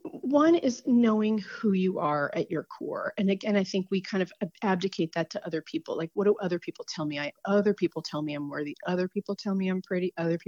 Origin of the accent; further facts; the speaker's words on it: New Jersey, United States; born there; I was born in New Jersey. I went to NC State.